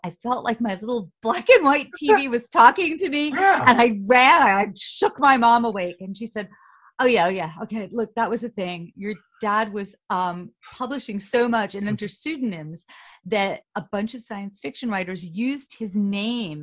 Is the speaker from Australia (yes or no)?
no; New York City, New York, United States; I grew up on the Upper West Side in a pre-war building